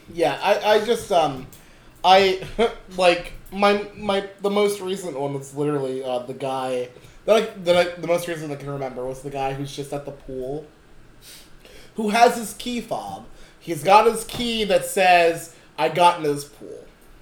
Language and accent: English; United States; I grew up black in America